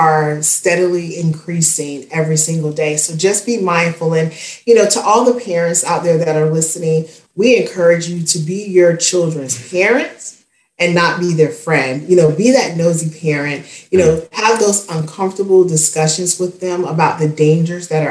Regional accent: Spartanburg, South Carolina, United States; my hometown of Spartanburg, South Carolina.

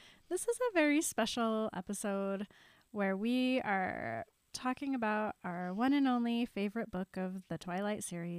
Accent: Utah, United States; And we're from

